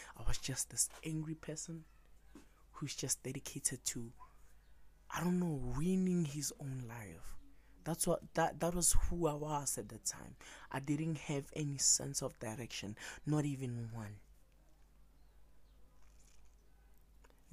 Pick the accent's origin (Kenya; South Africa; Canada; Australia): South Africa; Pretoria, Gauteng; I grew up in Africa, South Africa, in Pretoria to be exact